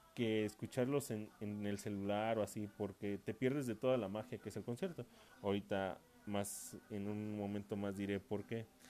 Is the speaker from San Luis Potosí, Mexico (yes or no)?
yes; San Luis Potosí, Mexico; Yo soy de San Luis Potosí